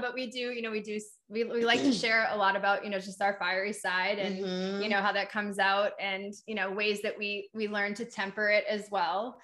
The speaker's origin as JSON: {"language": "English", "region": "New Hampshire", "country": "United States", "accent": "Boston", "moved": "yes", "said": "I'm from New Hampshire, and it's very similar"}